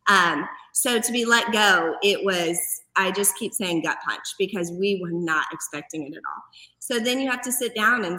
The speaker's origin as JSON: {"language": "English", "town": "Hutchinson", "region": "Kansas", "country": "United States", "tie": "born or raised there", "moved": "as an adult", "lives_now": "Lawrence, United States", "said": "I'm from Hutchinson. It's, you know, 2.5 hours from here"}